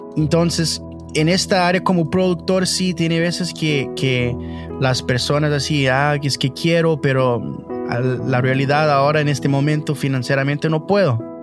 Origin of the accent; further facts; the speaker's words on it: Canada; Spanish is a second language; Tengo 26 años y nací aquí en Canadá de, familia brasileña